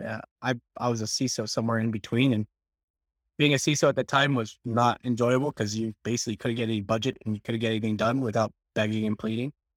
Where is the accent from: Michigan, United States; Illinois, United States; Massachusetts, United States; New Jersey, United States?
New Jersey, United States; I'm from Jersey